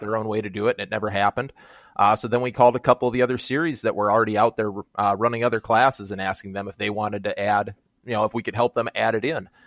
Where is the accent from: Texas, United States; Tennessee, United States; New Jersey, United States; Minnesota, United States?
Minnesota, United States; I'm from Minnesota